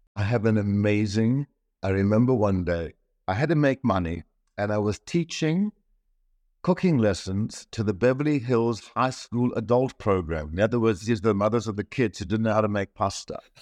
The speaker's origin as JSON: {"language": "English", "town": "Kitwe", "region": "Copperbelt Province", "country": "Zambia", "tie": "born or raised there", "moved": "yes", "said": "I was born in Central Africa in Zambia, in Kitwe"}